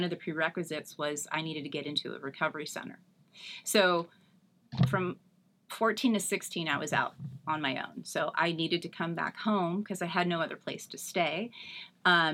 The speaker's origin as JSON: {"language": "English", "region": "Northern California", "country": "United States", "tie": "born or raised there", "moved": "as an adult", "lives_now": "Eastvale, United States", "said": "I'm born and raised in Northern California."}